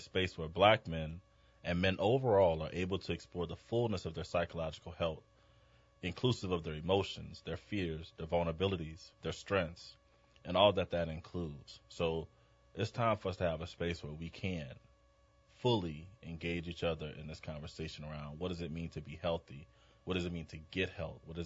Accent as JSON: {"language": "English", "town": "New Orleans", "region": "Louisiana", "country": "United States", "tie": "born or raised there", "moved": "as an adult", "said": "I'm a New Orleans native"}